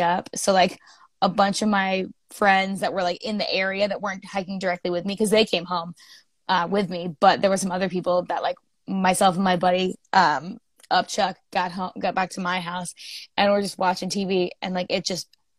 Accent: near Cape Cod, eastern Massachusetts, United States; moved away as an adult; now in Vermont, United States; I grew up in eastern Massachusetts, right near Cape Cod. But I've been in Vermont for like 9 years now

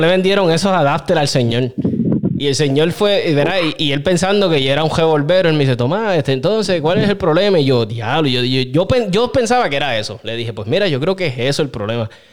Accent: Aguas Buenas, Puerto Rico; moved away; Yo soy de Aguas Buenas, este pueblo me adoptó

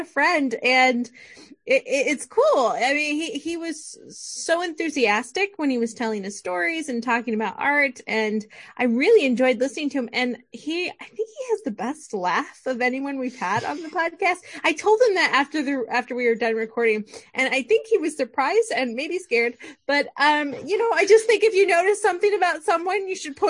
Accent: Midwest, United States; we're from the Midwest

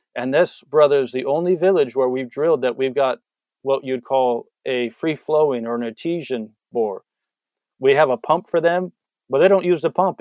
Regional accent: San Diego, California, United States; moved away as an adult; I'm from San Diego, from a big city.

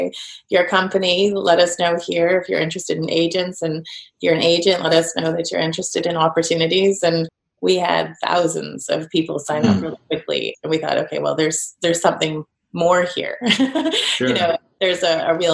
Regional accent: Canada; moved away; also born or lived in Edinburgh; So I'm Canadian

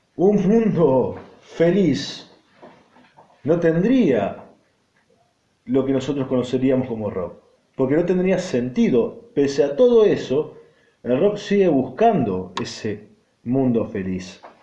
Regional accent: Argentina; estoy viviendo, y va, y nací, y me crié acá, en un país en el cual yo amo

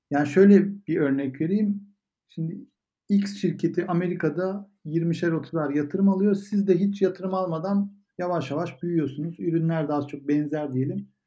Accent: Turkey; Türkiye'de büyüdük ama orada, orada büyümedik.

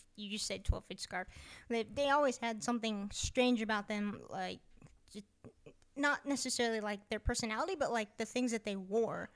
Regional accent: United States; we're American

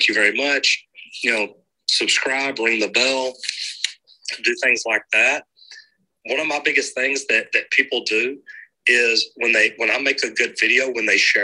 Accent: Dallas, Texas, United States; Here in Dallas, my hometown

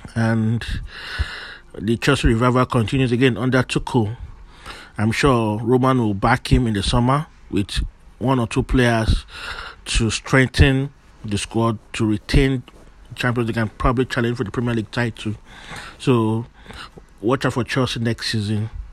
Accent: Nigeria; I am Nigerian

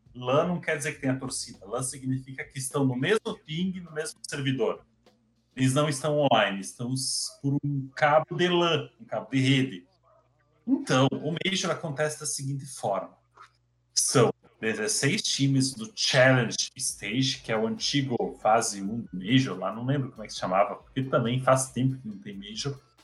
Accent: Brazil; para nós que somos brasileiros

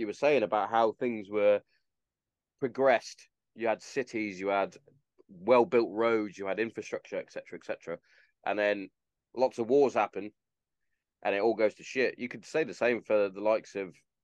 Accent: Hereford, West Midlands, United Kingdom; moved away; my hometown, which is Hereford

